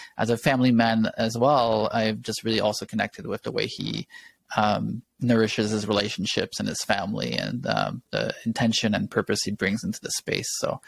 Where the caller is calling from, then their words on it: Kaslo, British Columbia, Canada; I'm calling from Caslow, the land of the Sinai people, the Kenai people.